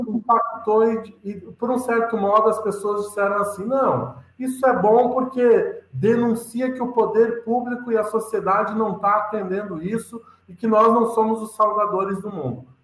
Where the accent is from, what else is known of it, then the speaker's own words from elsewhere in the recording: Lages, Santa Catarina, Brazil; Sou catarinense da Serra aí, catarinense, sou lagiano